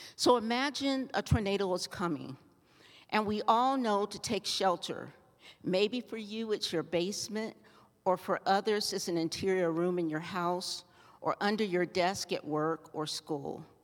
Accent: Ohio, United States; now in Colorado, United States; I grew up in Ohio

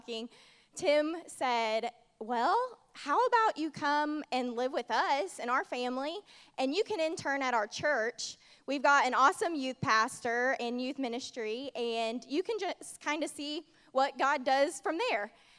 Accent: Indiana, United States; moved away as an adult; now in Georgia, United States; I'm originally from Indiana

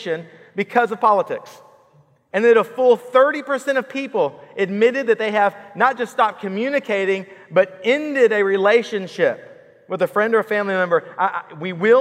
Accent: Killeen, Texas, United States; now in Georgetown, United States; I grew up in Killeen

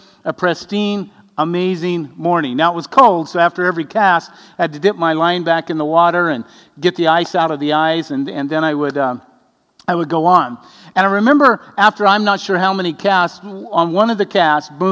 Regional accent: Arizona, United States; moved away; also born or lived in Madras, Oregon; I was raised in Arizona

